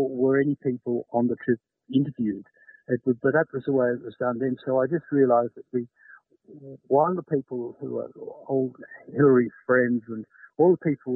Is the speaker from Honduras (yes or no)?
no; Australia; I'm Australian